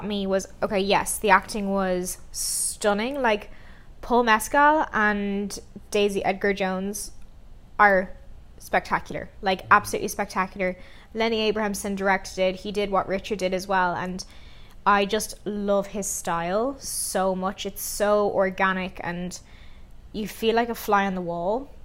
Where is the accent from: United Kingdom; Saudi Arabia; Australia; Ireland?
Ireland; now in Vancouver, Canada; we are a couple living in Vancouver at the moment. We are Irish